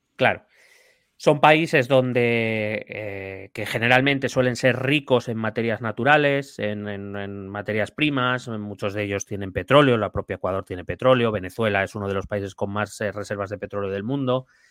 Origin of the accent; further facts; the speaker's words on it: Spain; aquí en España